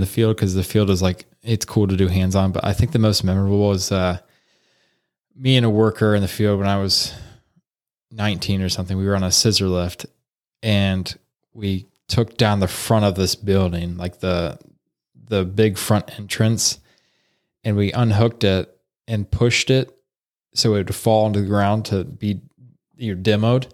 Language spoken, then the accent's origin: English; Salina, Ohio, United States; I grew up here in Salina, Ohio